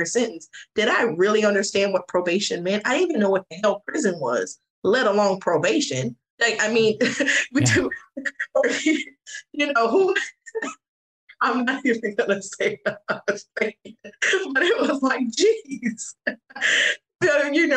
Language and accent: English; the South, United States; I'm from the South